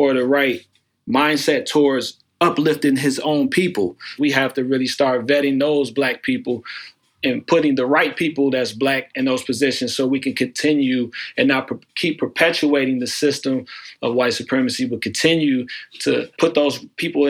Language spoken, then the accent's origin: English; Pontiac, Michigan, United States; now in Cleveland, United States; I'm originally from Pontiac, Michigan, which is right outside of Detroit.